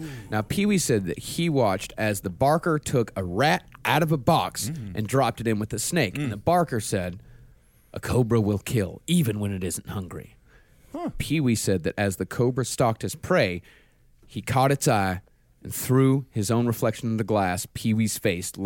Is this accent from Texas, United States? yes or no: yes; Texas, United States; growing up in Texas